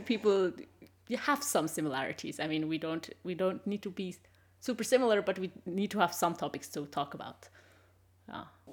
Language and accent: English; Switzerland; English is a second language; moved away as an adult; also born or lived in Sweden; now in Germany; I'm originally from Switzerland